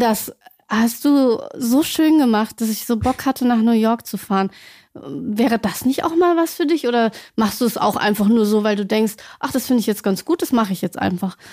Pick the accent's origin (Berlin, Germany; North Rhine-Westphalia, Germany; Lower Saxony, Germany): Lower Saxony, Germany; Celle; Ich komme selbst aus Celle